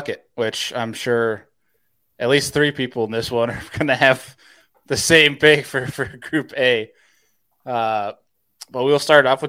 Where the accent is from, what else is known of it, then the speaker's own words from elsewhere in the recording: New York, United States; Being that I'm from New York